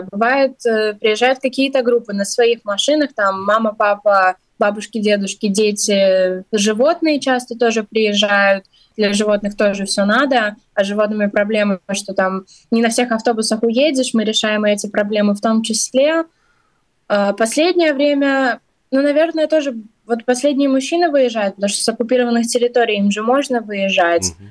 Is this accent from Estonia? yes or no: no; Ukraine; moved away as an adult; now in Latvia; Да, ну я, например, сама из Украины, тоже занимаюсь волонтерством, тоже приехала из-за войны.